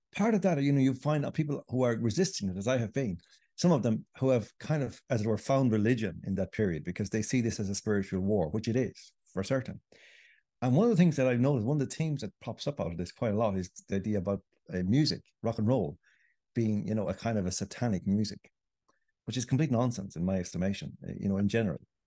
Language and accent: English; Ireland; I grew up in Ireland